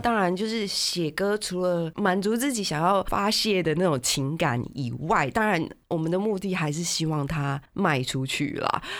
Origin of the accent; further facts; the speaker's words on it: Taiwan; 我们台湾人